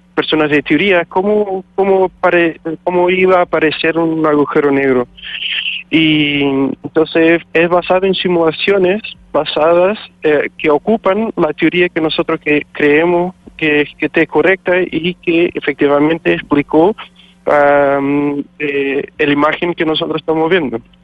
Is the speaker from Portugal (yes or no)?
yes; Portugal; moved away as an adult; now in Chile; soy de Portugal